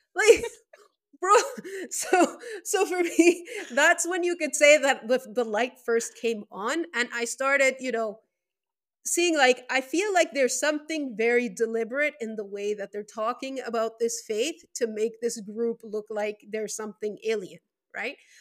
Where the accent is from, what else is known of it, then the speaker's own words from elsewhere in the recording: Venezuela; first language Spanish; English is a second language; also born or lived in Lebanon; I was born in Venezuela, South America